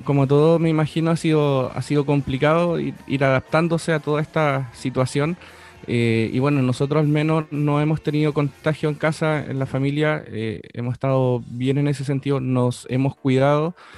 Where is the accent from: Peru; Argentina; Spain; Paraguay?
Argentina; Buenos Aires; now in Chile; en Chile, pero crecí en, Argentina, en Buenos Aires